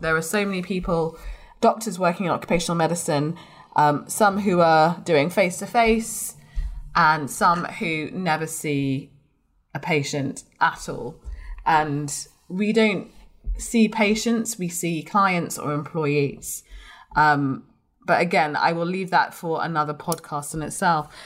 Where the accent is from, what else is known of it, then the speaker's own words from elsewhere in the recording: London, United Kingdom; also born or lived in Blackburn; I'm from London